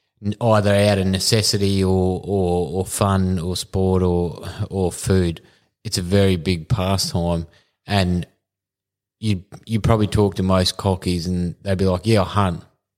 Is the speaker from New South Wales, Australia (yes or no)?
no; Bairnsdale, Victoria, Australia; We're not all from Melbourne.